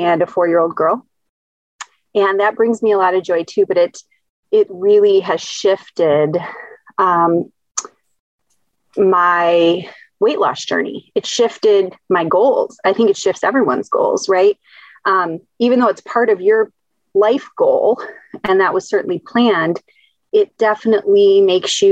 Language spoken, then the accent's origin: English; Bedford, Michigan, United States; moved away as an adult; now in Ann Arbor, United States; I grew up in and around Bedford, Michigan, which is a little bit of a rural suburb outside of Toledo